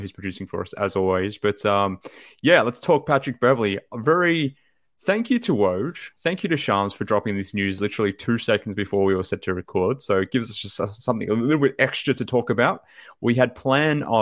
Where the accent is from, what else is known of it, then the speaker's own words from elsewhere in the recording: Australia; from Australia